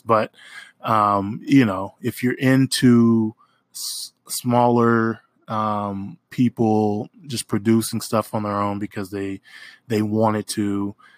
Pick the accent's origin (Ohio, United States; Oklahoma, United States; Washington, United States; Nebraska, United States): Oklahoma, United States; moved away as an adult; now in New Orleans, United States; I am from Oklahoma. Uh, I live in New Orleans currently